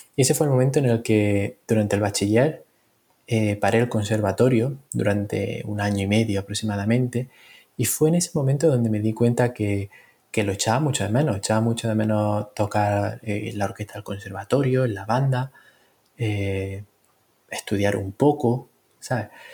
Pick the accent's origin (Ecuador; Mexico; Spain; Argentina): Spain; Granada, Andalusia; moved away as an adult; also born or lived in London, United Kingdom; now in Birmingham, United Kingdom; nací en Granada y me formé en un conservatorio en Londres